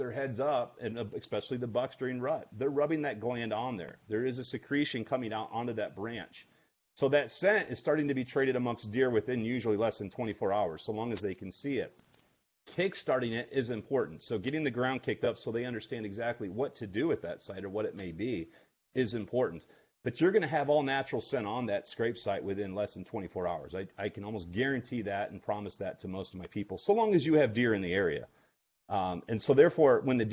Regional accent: Iowa, United States; we're from Iowa

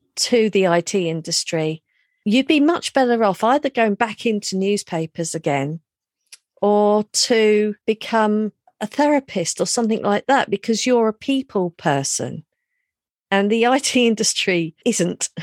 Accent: London, United Kingdom; moved away as an adult; also born or lived in Reading; I grew up in London

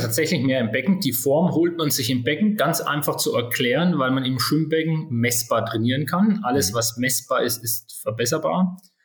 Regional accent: Würzburg, Bavaria, Germany; 42 Jahre alt, geboren in Würzburg.

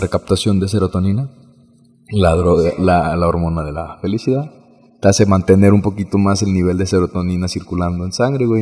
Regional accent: Uruapan, Michoacán, Mexico; also born or lived in Morelia; me vine a vivir otra vez a, mi ciudad natal, Uruapan, Michoacán

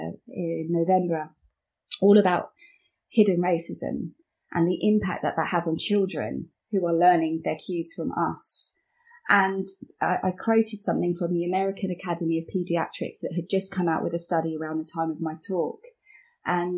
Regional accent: Watford, East of England, United Kingdom; I'm from here. I was born here

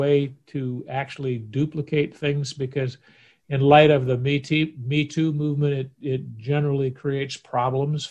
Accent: Oakland, California, United States; this body was born in the Kaiser Permanente Hospital in Oakland, California on March 12th, 1948

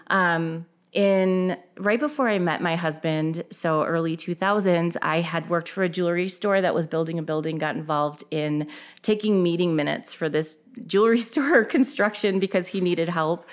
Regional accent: Illinois, United States; now in Minnesota, United States; I am originally from Illinois

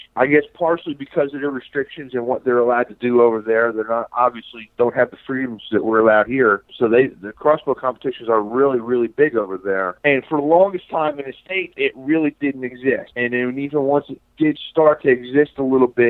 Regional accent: Central New Jersey, United States; moved away as an adult; now in Virginia, United States; was born and raised in Central New Jersey

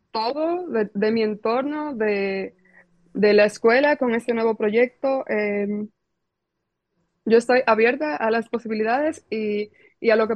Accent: Dominican Republic; now in London, United Kingdom; es de República Dominicana, y le digo, ay, soy dominicana.

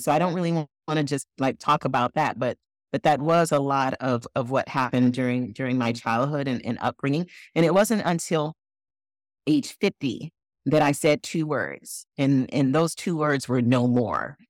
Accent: Flint, Michigan, United States; I was born in Flint, Michigan, and my parents raised both my brother

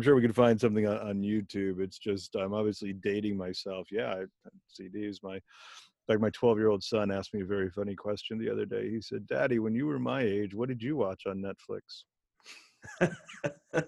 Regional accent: Bethlehem, Pennsylvania, United States; also born or lived in Philadelphia; I went to high school in Bethlehem, Pennsylvania

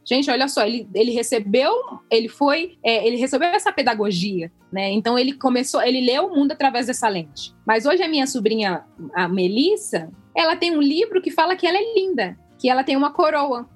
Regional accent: Angola; now in Brazil; eu sendo angolano

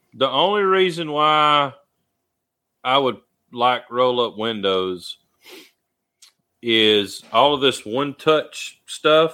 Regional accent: Alabama, United States; born or raised there

